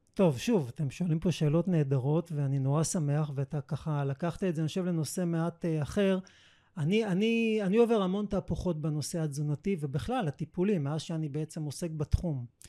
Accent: Israel; שבאתי מישראל

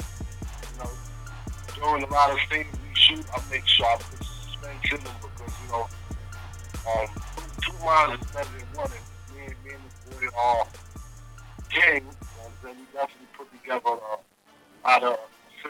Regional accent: New York City, New York, United States; we based out of Bed-Stuy. That's where we from, you know what I'm saying? I grew up around Roosevelt Projects

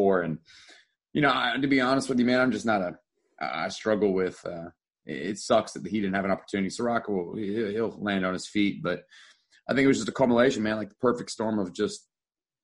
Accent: Philadelphia, Pennsylvania, United States; now in Houston, United States; I'm from Pennsylvania originally. I'm from Philly

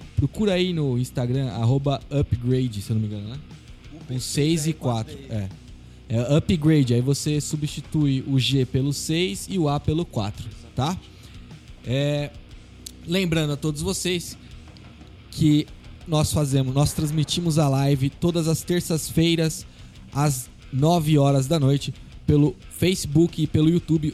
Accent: Guarulhos, São Paulo, Brazil; a gente é de Guarulhos

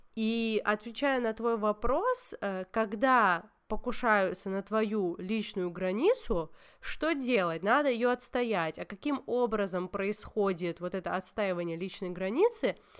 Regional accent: Georgia; я грузинка

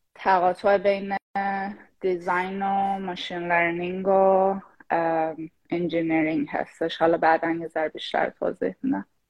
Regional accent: Shahrud, Semnan, Iran; moved away as an adult; also born or lived in Tehran; now in United States; شاهرودم شاهرودم برای اون کسایی که نمیدونن یه شهر توی استان سمنان

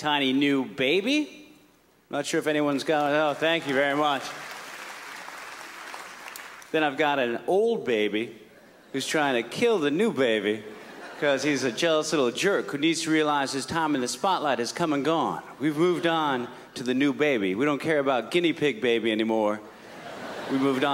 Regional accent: San Francisco, California, United States; I'm from San Francisco

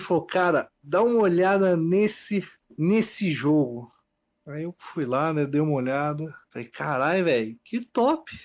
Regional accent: Bela Vista do Paraíso, Paraná, Brazil; now in Londrina, Brazil; Sou de Bela Vista do Paraíso atualmente, moro em Londrina

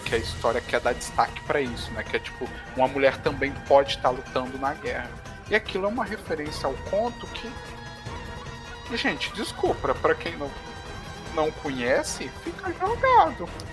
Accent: Minas Gerais, Brazil; eu sou de Minas

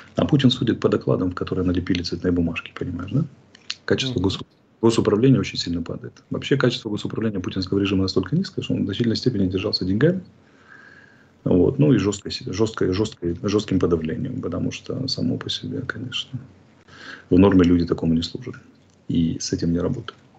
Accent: Georgia; now in Ukraine; прекрасной страной моей малой родины

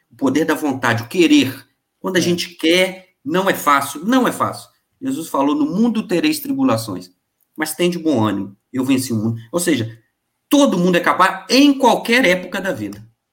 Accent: Bicas, Minas Gerais, Brazil; also born or lived in Rio de Janeiro; eu sou natural de Bicas, zona da Mata Mineira

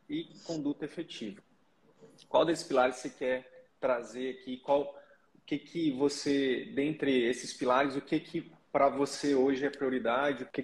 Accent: Rio de Janeiro, Brazil; Eu sou do Rio de Janeiro. Rio Capital? Isso.

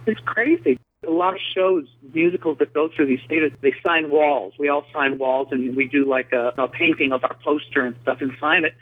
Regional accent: Chicago, Illinois, United States; also born or lived in New York; now in Los Angeles, United States; I was born in Chicago. I was the only one in my family that was born in Chicago

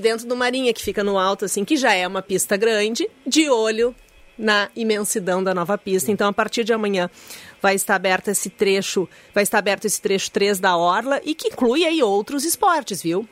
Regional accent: Porto Alegre, Rio Grande do Sul, Brazil; a gente que nasceu aqui

